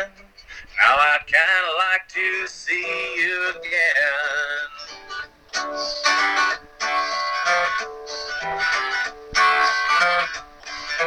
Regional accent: Minnesota, United States; I'm from Minnesota, I have, and you know, we border Canada.

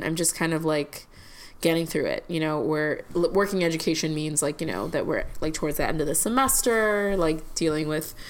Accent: Chicago, Illinois, United States; I'm a Chicagoan.

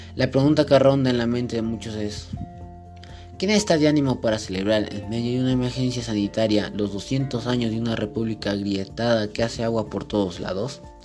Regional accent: Peru

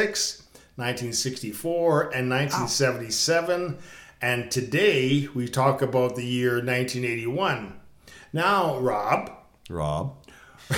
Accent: Canada; being Canadian

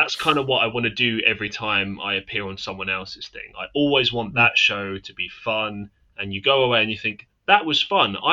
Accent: United Kingdom; I'm from the UK.

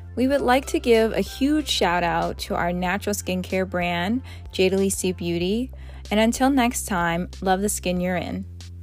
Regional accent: Montclair, New Jersey, United States; also born or lived in Boston; my hometown of Montclair, New Jersey

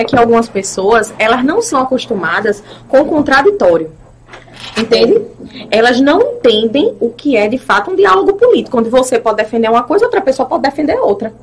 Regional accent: Itambé, Pernambuco, Brazil; born or raised there; also born or lived in Recife

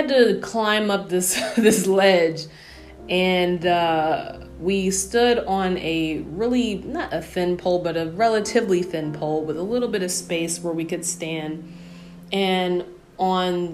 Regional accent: New York, United States; I grew up in New York, so I'm born and bred in New York.

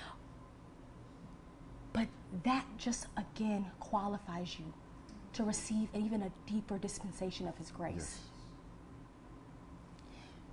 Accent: Texas, United States; I'm from Texas

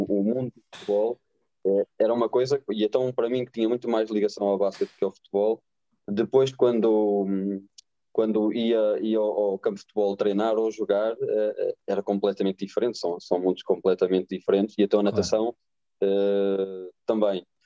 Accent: Oliveira de Azeméis, Norte, Portugal; Eu nasci em Oliveira das Meias, cresci em Oliveira das Meias

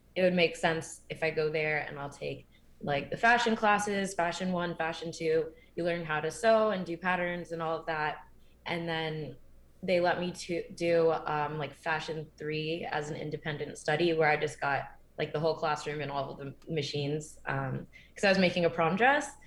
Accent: Windsor, Connecticut, United States; also born or lived in Maryland; I grew up in Connecticut. Um, so I moved there in fourth grade

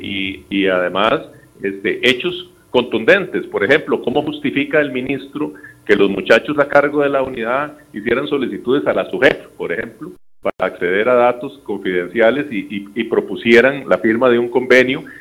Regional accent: Costa Rica; como costarricense

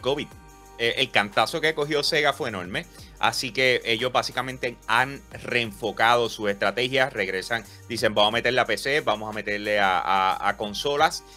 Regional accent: Puerto Rico; yo soy de Puerto Rico

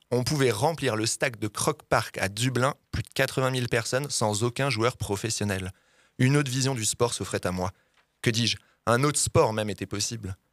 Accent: Grand Est, France; born there; moi je suis né dans la Meuse en plus

